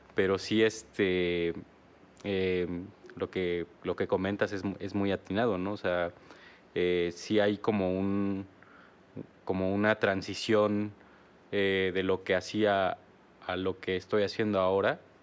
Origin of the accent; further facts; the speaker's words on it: Oaxaca, Mexico; now in Querétaro, Mexico; Somos de Oaxaca